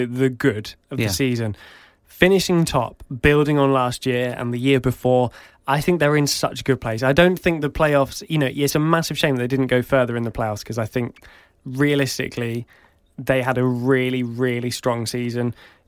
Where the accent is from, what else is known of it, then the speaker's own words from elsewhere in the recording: East of England, United Kingdom; accent: east of England; See, my accent from the east of England, I say Houston.